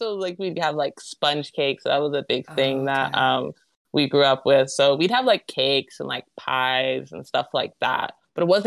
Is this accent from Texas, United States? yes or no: no; Southern California, United States; I was born and raised in SoCal